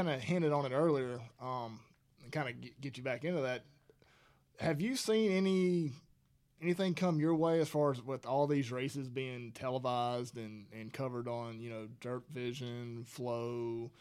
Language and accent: English; Alabama, United States; I grew up in Alabama